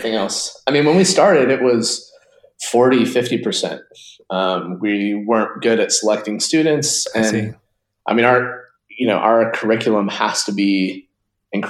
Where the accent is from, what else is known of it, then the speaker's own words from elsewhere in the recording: Utah, United States; moved away as an adult; also born or lived in San Francisco; I grew up in Utah, a smaller town, not, you know, kind of an hour south of Salt Lake